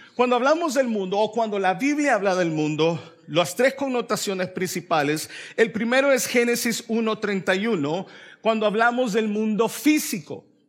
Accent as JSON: {"language": "Spanish", "country": "El Salvador", "moved": "yes", "lives_now": "Raleigh, United States", "said": "yo soy salvadoreño"}